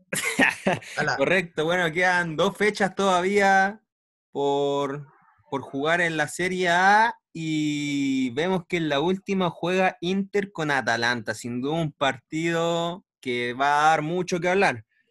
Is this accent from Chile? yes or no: yes; Chile; nosotros, como chilenos